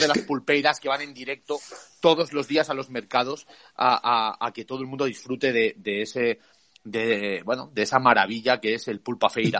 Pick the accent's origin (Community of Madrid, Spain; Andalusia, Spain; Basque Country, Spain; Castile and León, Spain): Community of Madrid, Spain; Madrid; Tú y yo somos, mm. eh, somos madrileños